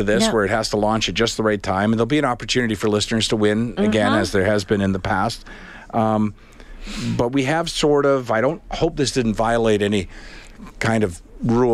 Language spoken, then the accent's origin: English; Charlottetown, Prince Edward Island, Canada; I grew up on a body of water in Prince Edward Island. I looked out over the Charlottetown Harbor